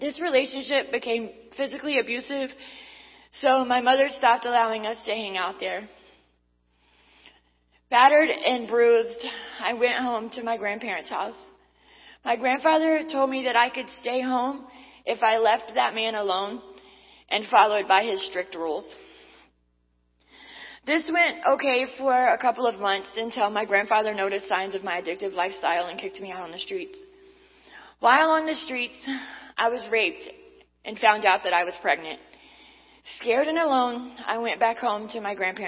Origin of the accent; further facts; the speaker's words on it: North Carolina, United States; I was born and raised in North Carolina by my grandparents